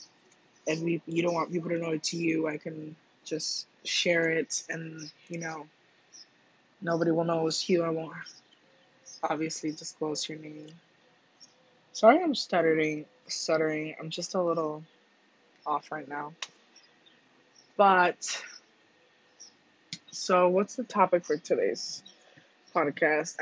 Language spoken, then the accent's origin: English; Cuba; moved away; I was born in Cuba, and growing up, my grandma's house was like less than 10 feet away from the ocean